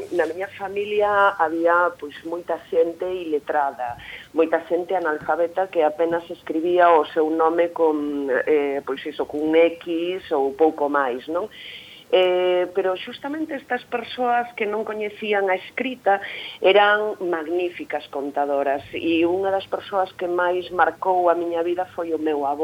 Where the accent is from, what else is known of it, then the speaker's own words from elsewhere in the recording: Bergantiños, Galicia, Spain; accent: Bergantiños variety; todas as miñas novelas están escritas nunha variante berjantiña, que é de onde eu son eh, toda a zona de Carballo, de Bergantiños